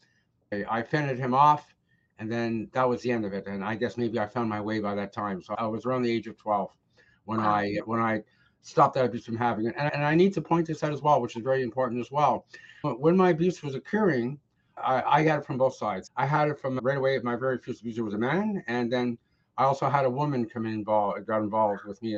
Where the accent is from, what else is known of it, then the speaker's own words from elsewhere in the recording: Ottawa, Ontario, Canada; also born or lived in Richmond / East Coast of Canada; now in Toronto, Canada; I grew up in Ottawa